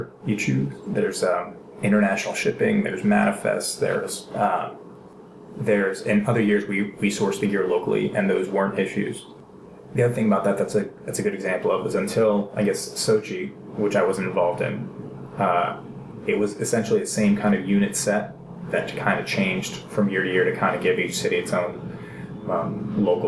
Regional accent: Greece; moved away; my home country

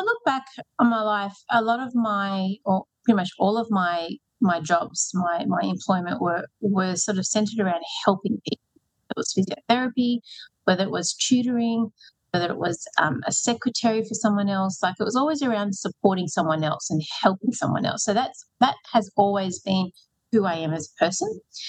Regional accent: Newcastle, New South Wales, Australia; moved away as an adult; also born or lived in Sydney, Australia; now in Western Sydney, Australia; I moved to Western Sydney when I married Mark, who's a Western Sydney boy. And I came originally from Newcastle, and I came to Sydney to go to university.

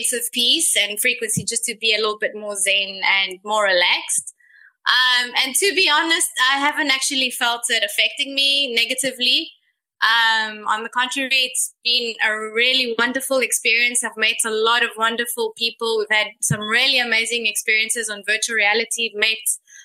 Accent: South Africa; now in Greece; I was born in Greece, raised in South Africa, did my schooling there, came back to Greece

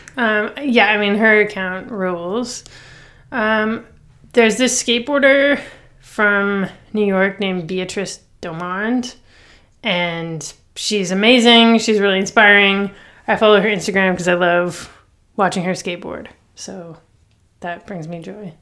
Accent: Toronto, Ontario, Canada; I grew up, like, downtown Toronto

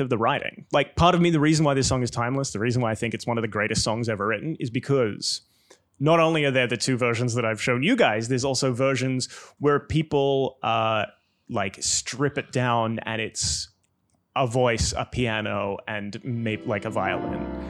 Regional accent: Australia; Growing up in Australia, now house like three streets back from the beach.

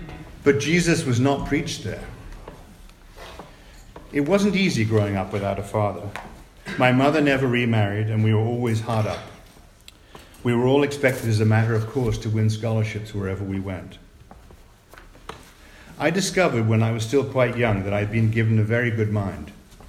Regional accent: Santa Monica, California, United States; I was born in Santa Monica, believe it or not, delivered by my father on the kitchen table in our penthouse apartment on the ocean front in Santa Monica.

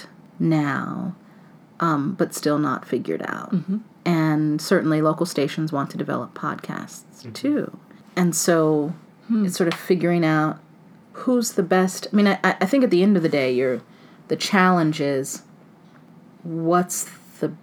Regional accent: Ohio, United States; I grew up in Ohio in an all-black neighborhood.

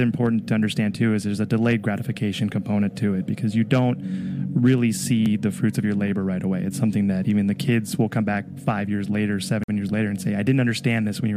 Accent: Southern California, United States; moved away as an adult; now in Ohio, United States; I grew up in Southern California and went to school there

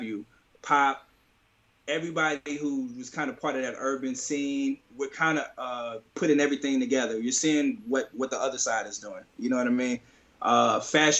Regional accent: St. Louis, Missouri, United States; moved away as an adult; St. Louis, which is my hometown, which is where I was first 25 years of my life.

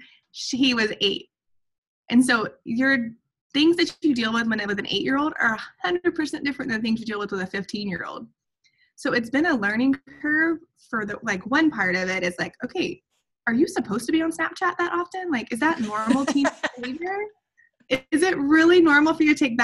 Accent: Atlanta, Georgia, United States; now in Montana, United States; we go back to Atlanta

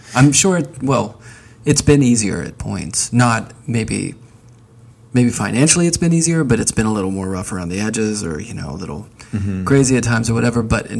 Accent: Northeast, United States; now in Athens, United States; I'm from the Northeast, and I can't stand the winters here.

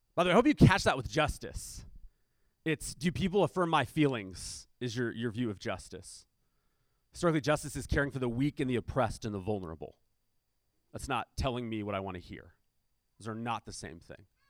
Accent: United States; we're Americans

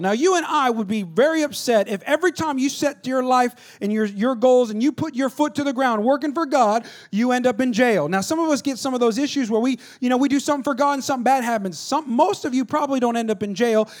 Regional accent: Stockton, California, United States; I'm from Stockton, California, all right? two oh nine

